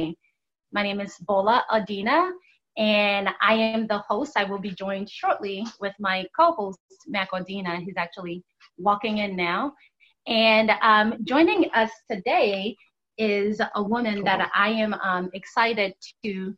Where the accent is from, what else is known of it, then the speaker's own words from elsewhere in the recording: Nigeria; I'm also Nigerian.